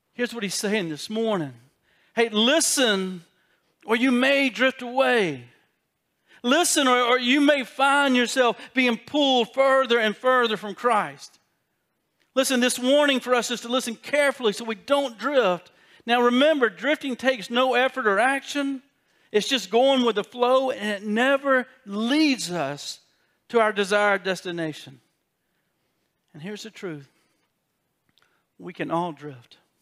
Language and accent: English; South Carolina, United States; I got a South Carolina education